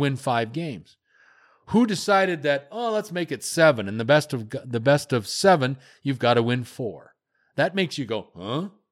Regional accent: United States; also born or lived in Western Canada; now in Canada; I am an American, though I live in the great country of Canada

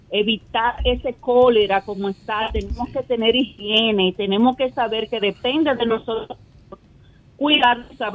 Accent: Dominican Republic; also born or lived in Santo Domingo Norte; como dominicanos

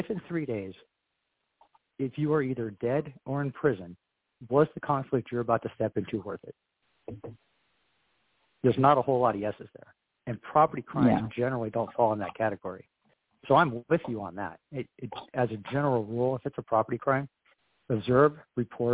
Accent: Southern California, United States; moved away; I worked in Southern California for 20 years, so I understand the California dynamic. So my wife is from Northern California. My wife is from Northern California, the Bay Area, and I was from Southern California.

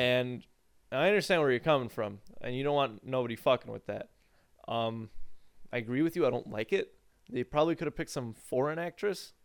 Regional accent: United States; we as the American people

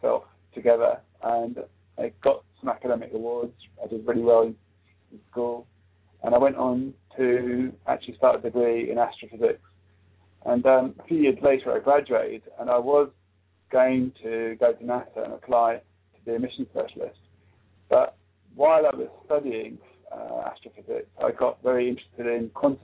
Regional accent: South East England, United Kingdom; I grew up in England. I came here when I was 4 years old. My father came to live in South England there, the main airport here in England, Gatwick Airport

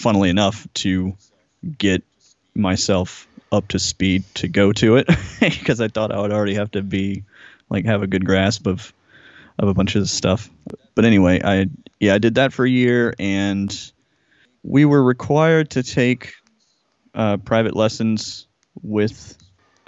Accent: Jackson, Georgia, United States; moved away as an adult; also born or lived in Atlanta, Georgia; I grew up south of Atlanta, like, I don't know, maybe 40 miles south or something like that, in a really small town called Jackson, Georgia

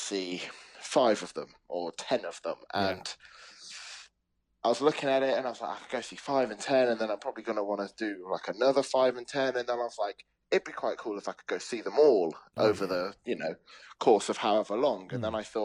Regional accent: London, United Kingdom; now in Leeds, United Kingdom; I'm from London originally

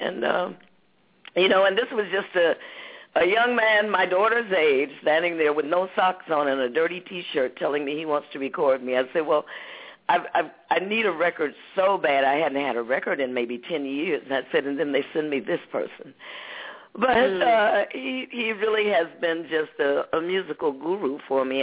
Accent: Detroit, Michigan, United States; also born or lived in Muskegon, Michigan; I was from Detroit

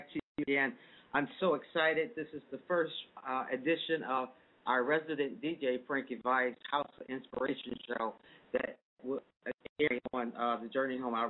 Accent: Chicago, Illinois, United States; I am from Chicago, and house music is such an influence here, and it's been an influence in my life the whole time

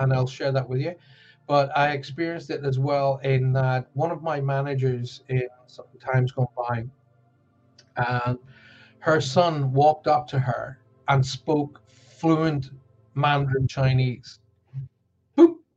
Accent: Ireland; now in Cornwall, United Kingdom; I was brought up on a farm in the middle of Ireland

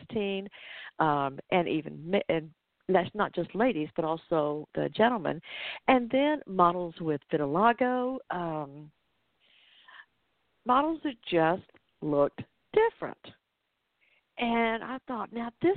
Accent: Atlanta, Georgia, United States; that's in my hometown

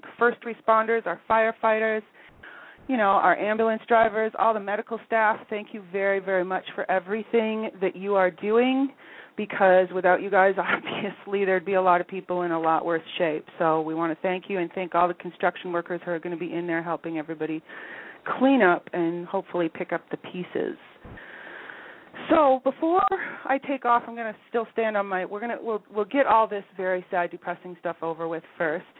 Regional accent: United States; now in Canada; I'm still an American citizen

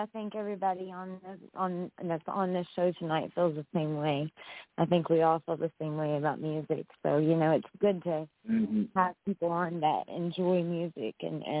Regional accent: West Virginia, United States; I'm from West Virginia. I'm not Southern like Savannah, Georgia.

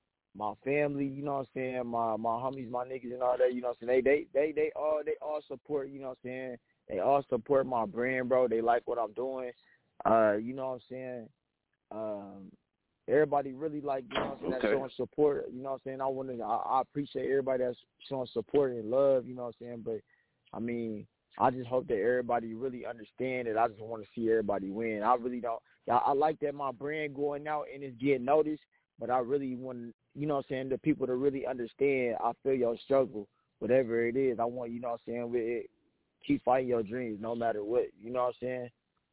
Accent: Lawton, Oklahoma, United States; also born or lived in Ohio; I was born in Ohio, you know what I'm saying? My dad, he was in the Army, so we was moving around a lot. You know what I'm saying? We went out to Lawton, then moved out to Lawton, Oklahoma. I've been out there, really raised out there

